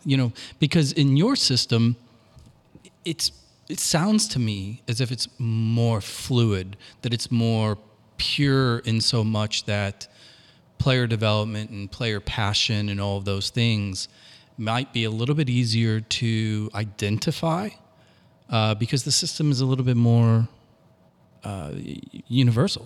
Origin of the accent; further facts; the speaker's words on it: Washington, Missouri, United States; growing up in Washington, Missouri, in a Southern Baptist household